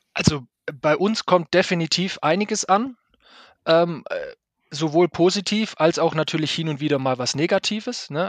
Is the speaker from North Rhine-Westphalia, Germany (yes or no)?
no; Stuttgart, Baden-Württemberg, Germany; ich kenne das als Stuttgarter